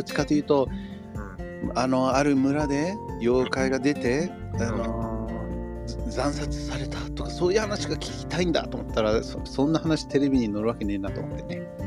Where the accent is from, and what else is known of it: Los Angeles, California, United States; born or raised there; moved away as an adult; now in Japan